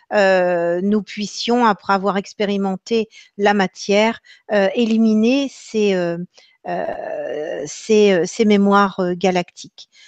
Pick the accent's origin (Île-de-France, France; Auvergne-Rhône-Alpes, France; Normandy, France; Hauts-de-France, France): Normandy, France; Alors, je vais répondre en tant que, en tant que normande, peut-être ben oui, peut-être ben que non.